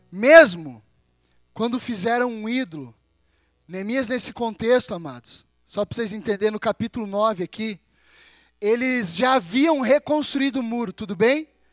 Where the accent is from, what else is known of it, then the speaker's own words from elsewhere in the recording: Brazil; now in Campina Grande do Sul, Brazil; como brasileiro